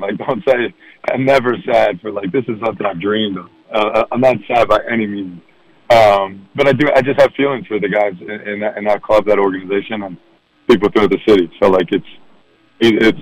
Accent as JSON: {"language": "English", "town": "Philadelphia", "region": "Pennsylvania", "country": "United States", "tie": "born or raised there", "said": "I'm from Philadelphia too"}